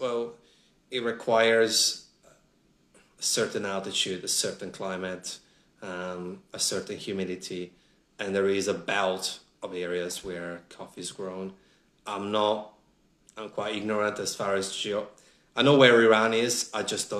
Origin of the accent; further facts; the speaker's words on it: Italy; English is a second language; moved away as an adult; also born or lived in Sydney, Australia / Melbourne, Australia; now in Australia; Home for me is Italy